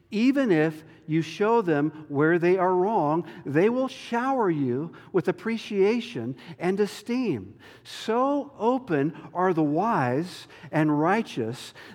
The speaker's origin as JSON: {"language": "English", "region": "the South", "country": "United States", "said": "And you know, I'm from the South, and we try to be nice and cordial and get along with everybody, right?"}